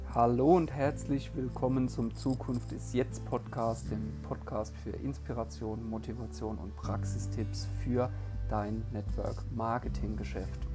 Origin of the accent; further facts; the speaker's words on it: Heidelberg, Baden-Württemberg, Germany; ich bin im wunderschönen Heidelberg in Baden-Württemberg geboren.